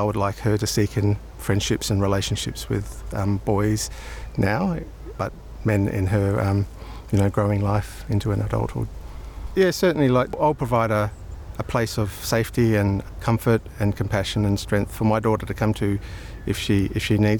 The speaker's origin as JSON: {"language": "English", "town": "Darwin", "region": "Northern Territory", "country": "Australia", "tie": "born or raised there", "also_born_or_lived": "Brisbane", "moved": "yes", "lives_now": "South Australia, Australia", "said": "I was born in Brisbane but raised in Darwin amongst my Aboriginal family"}